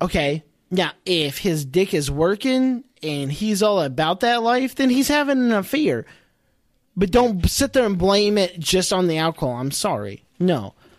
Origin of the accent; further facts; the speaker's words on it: Ireland; I'm Irish